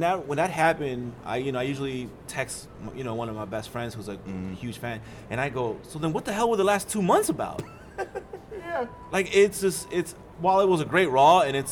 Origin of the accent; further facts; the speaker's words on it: New York City, New York, United States; I'm from Queens. Mm-hmm. I'm from New York.